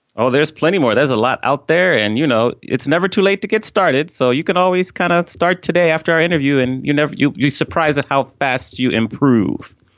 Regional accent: Washington, District of Columbia, United States; moved away as an adult; also born or lived in Atlanta; I grew up on the East Coast of the U S in, uh, the Washington D C area

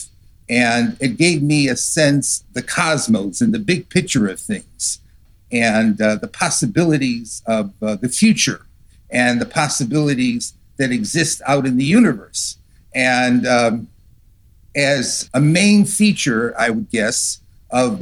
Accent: New England, United States; moved away as an adult; now in Arizona, United States; I grew up in New England and slowly migrated from the East Coast of the United States over to the West Coast and to the hot deserts of Arizona

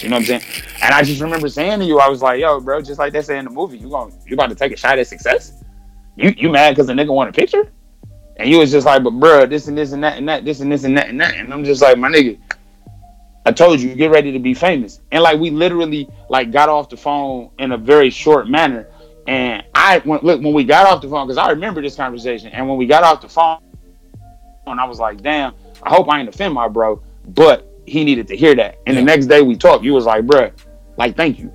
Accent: Detroit, Michigan, United States; I'm from Detroit

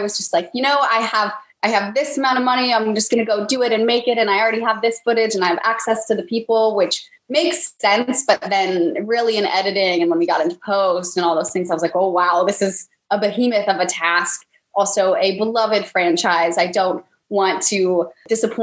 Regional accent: California, United States; now in Los Angeles, United States; I'm from California, but I'm not actually from

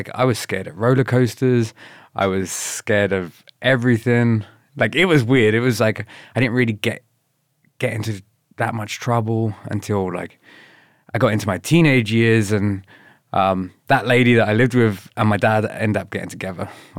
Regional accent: Slough, South East England, United Kingdom; moved away; I grew up in a really crap area in England called Slough.

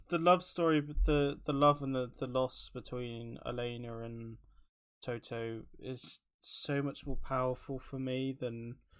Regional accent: Taunton, South West England, United Kingdom; now in Bristol, United Kingdom; in taunton if anybody who's listening is from my hometown

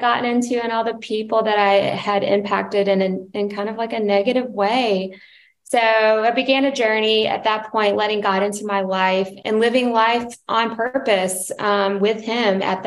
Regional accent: Charleston, South Carolina, United States; moved away as an adult; now in San Diego, United States; we are from Charleston, South Carolina. We lived in Charlotte, North Carolina. And I'm sure you can hear a little bit of the accent

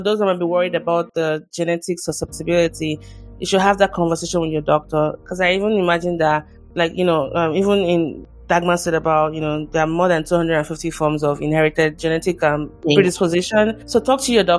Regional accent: Nigeria; now in United States; I'm originally from Nigeria, and my country still has a long way

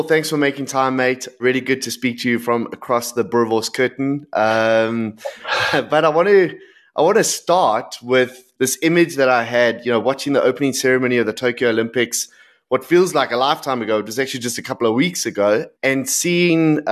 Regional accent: South Africa; as a South African

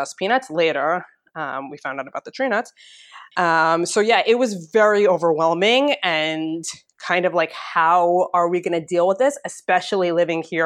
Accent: United States; moved away as an adult; now in Israel; I am American

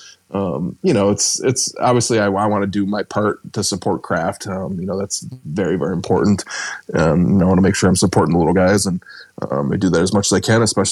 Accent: Rochester, New York, United States; I grew up in Rochester

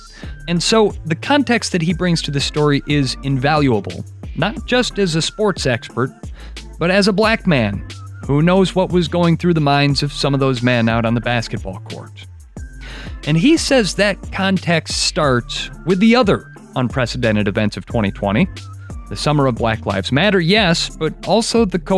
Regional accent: Wisconsin, United States; everything that was happening in my home state.

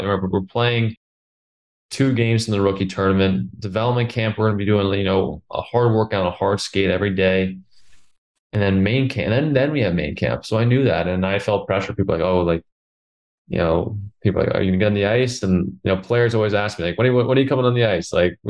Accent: Connecticut, United States; because I grew up obviously right outside New York.

